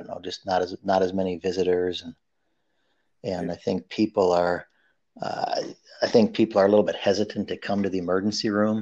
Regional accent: Minnesota, United States; I was raised in Minnesota, so that's where I hail from

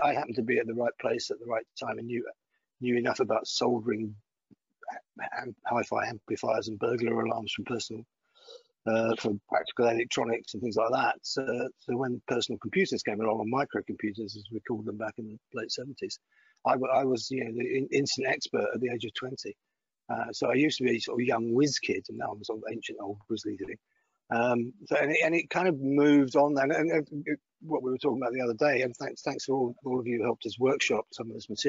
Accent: Greenock, Scotland, United Kingdom; accent: Glaswegian; moved away; also born or lived in Putney; I grew up in a town called Greenock on the Clyde

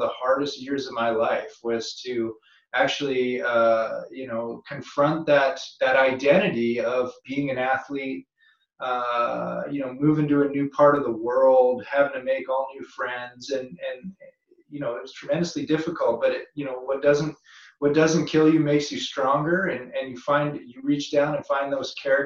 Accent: North Vancouver, British Columbia, Canada; moved away; also born or lived in California; Being a Canadian kid and growing up on the North Shore of Vancouver

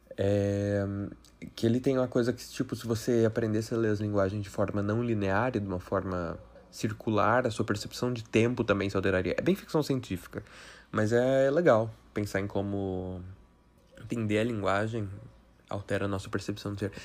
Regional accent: Brazil; que sou brasileiro, com muito orgulho

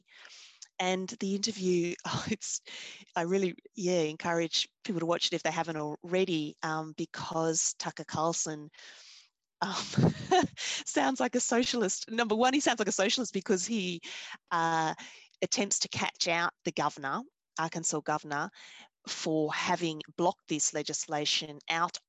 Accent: Victoria, Australia; I'm from the Australian state of Victoria

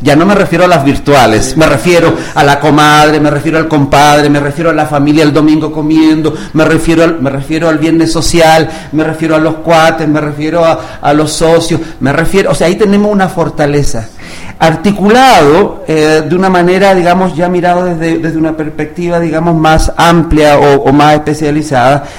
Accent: Chile; moved away as an adult; also born or lived in Cuba; now in Mexico; yo soy chileno de nacimiento y eh, ya a los 20 años

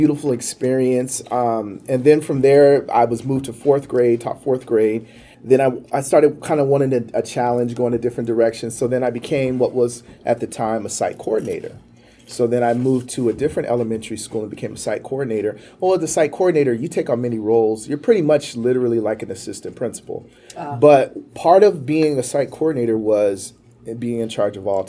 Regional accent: Banning, California, United States; also born or lived in San Diego; I was born and raised in Banning, California

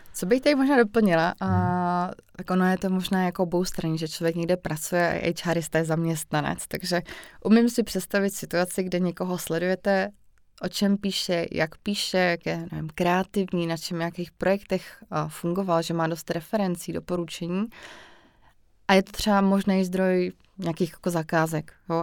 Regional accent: Vysočina Region, Czechia; já jsem třeba z Vysočny

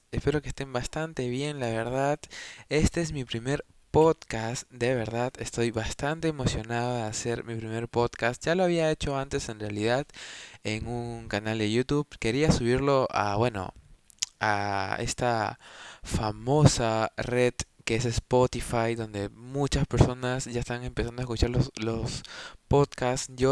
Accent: Peru; tengo 22 años, eh, soy de Perú y estudio comunicación audiovisual.

